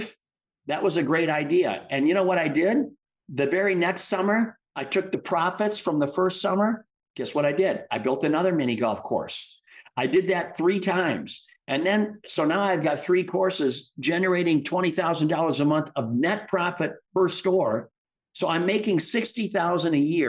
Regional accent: Midwest, United States; I grew up in the Midwest

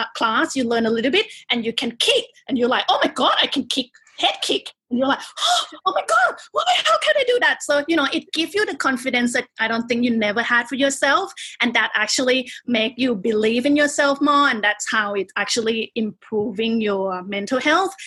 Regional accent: Bangkok, Thailand; accent: Thai; English is a second language; moved away as an adult; now in Melbourne, Australia; I'm Thai. Can tell from my accent. Um, I was born in Bangkok, and I moved here when I was 17 to study university.

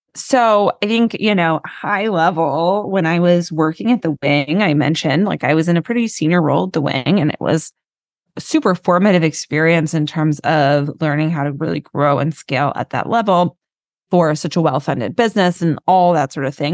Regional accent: New York City, New York, United States; I live in New York, I grew up in New York City

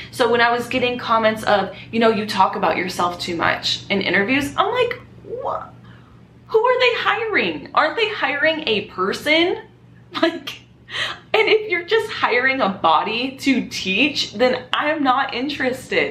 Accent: Southern California, United States; moved away as an adult; now in Las Vegas, United States; I was born and raised in California.

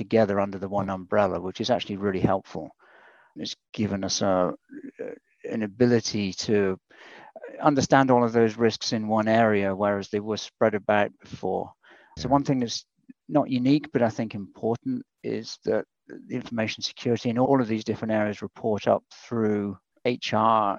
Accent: United Kingdom; accent: UK; moved away as an adult; now in United States; My accent's from the UK. I came over here about 24 years ago now.

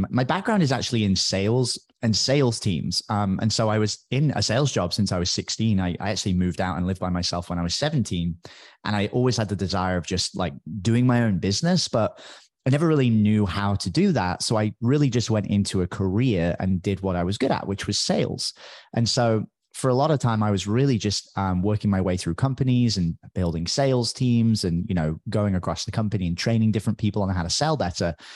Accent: United Kingdom; accent: British; now in Tamarindo, Costa Rica; Although nowadays I don't even sound that British anymore. People make fun of me all the time because my British accent seems to disappear because I speak to so many Americans.

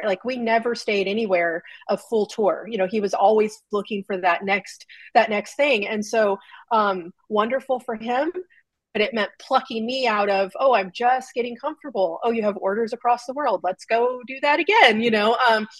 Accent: California, United States; That's the benefit of growing up in Southern California.

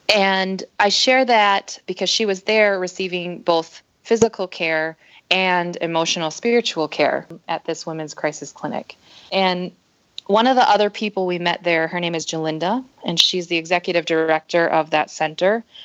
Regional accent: northern Minnesota, United States; also born or lived in South Korea; I was adopted at the age of six months, so I grew up here in the States in northern Minnesota with my family

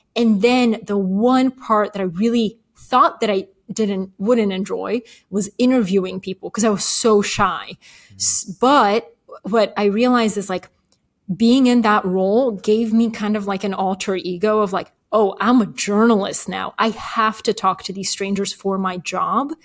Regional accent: Atlanta, Georgia, United States; English is a second language; also born or lived in Bulgaria; We moved to Atlanta, Georgia when I was eight. Didn't speak English

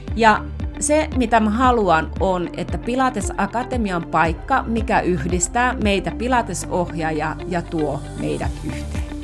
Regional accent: Finland; also born or lived in Rovaniemi, Finland; mä oon Suomesta

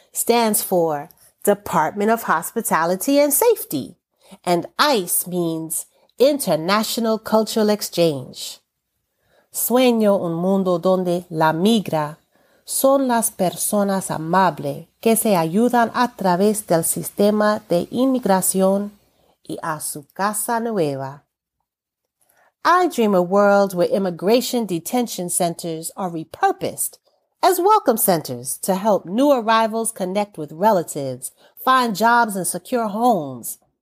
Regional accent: United States; I am an American born person with an American passport

